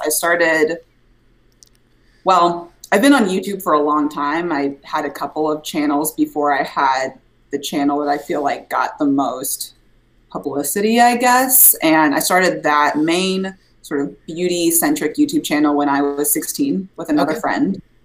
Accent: Des Moines, Iowa, United States; I'm from Iowa originally. I'm from Des Moines, Iowa

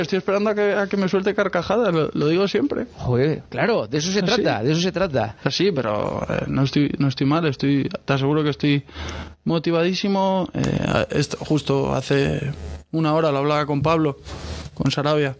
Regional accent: Bilbao, Basque Country, Spain; Yo soy de Bilbao

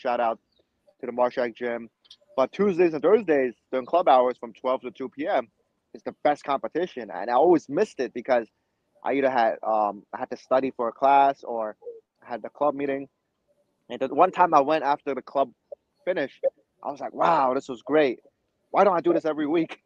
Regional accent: New York City, New York, United States; also born or lived in China; I immigrated to New York City from China when I was six years old. Went to middle school, high school here

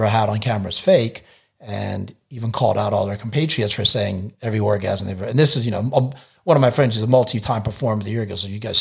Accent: United States; I'm American

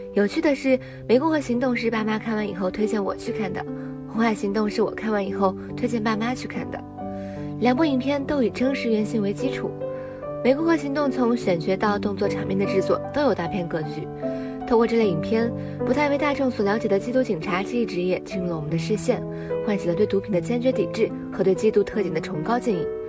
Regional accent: Chengdu, Sichuan, China; moved away as an adult; now in Nanjing, China; 来自四川成都。 我在南京大学距离我的家乡一千六百七十公里

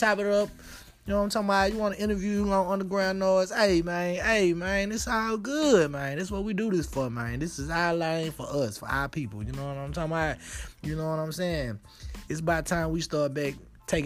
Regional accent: Dallas, Texas, United States; I'm from Dallas, Texas. I'm from Oak Cliff

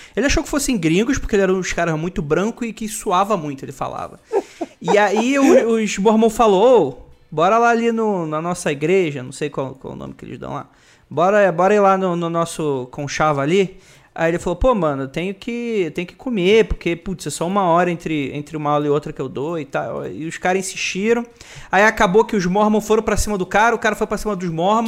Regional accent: Rio de Janeiro, Brazil; moved away as an adult; now in São Paulo, Brazil; eu sou da, eu sou da CDD, né? Sou da Cidade de Deus, Rio de Janeiro

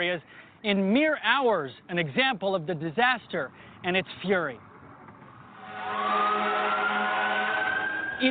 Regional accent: Houston, Texas, United States; It's my hometown.

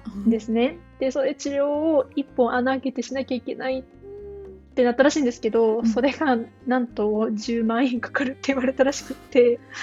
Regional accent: Japan; moved away as an adult; now in Denmark; 日本です生まれ育ってきてる

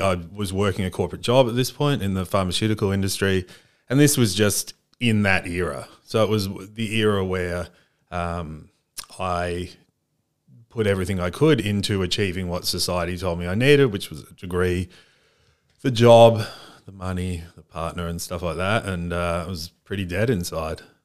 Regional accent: Australia; also born or lived in United States; I was born in Australia. We moved when I was quite young to the States. I was, um, the Australian kid in America. and then the American kid in Australia when we moved back

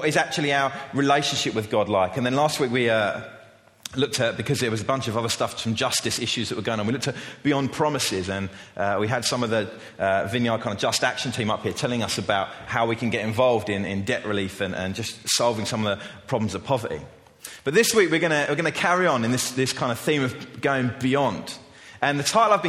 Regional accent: England, United Kingdom; As an English culture

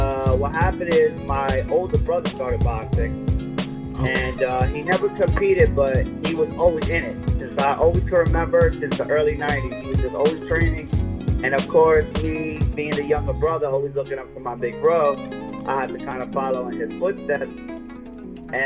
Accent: Brentwood, New York, United States; also born or lived in Bronx, New York; I'm from Brumbo, Long Island. Initially, I was born in the Bronx, you know, so I started out my life out there early on. Came out to Long Island. I spent the rest of my life out here, man. I've been in Brentwood

